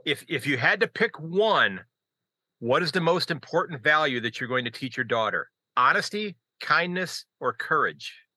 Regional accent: United States; I'm an American

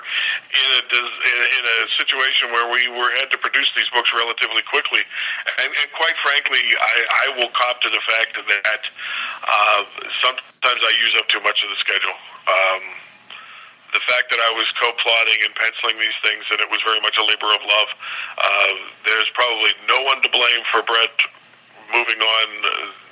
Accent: Pittsburgh, Pennsylvania, United States; I'm from Pittsburgh

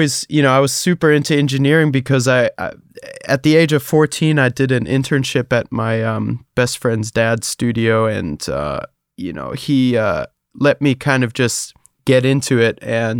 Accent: Hesse, Germany; I grew up in Germany, close to Frankfurt. So, you know, not a very popping music scene over there.

